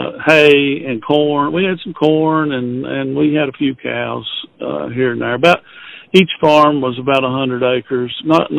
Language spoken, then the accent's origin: English; Knox County, Kentucky, United States; moved away as an adult; now in Pulaski County, United States; We've only been in Pulaski County since about 2015. We moved from Knox County over here, my wife and I.